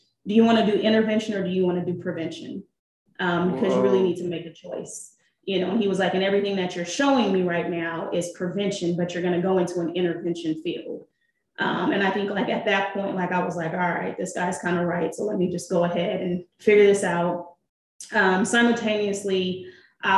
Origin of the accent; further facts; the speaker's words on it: Seattle, Washington, United States; I was born and raised in Seattle, Washington